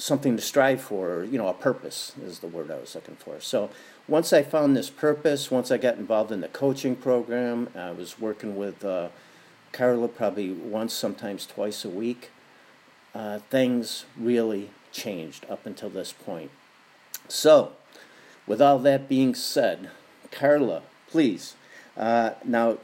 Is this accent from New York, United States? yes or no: yes; Buffalo, New York, United States; now in Santa Barbara, United States; I'm from Buffalo, and I'm living here in Santa Barbara, California now